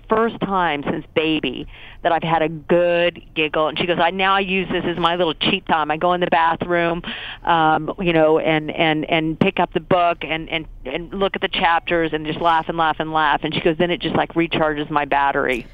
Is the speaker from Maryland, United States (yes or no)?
no; Tulsa, Oklahoma, United States; moved away; I'm from Tulsa, Oklahoma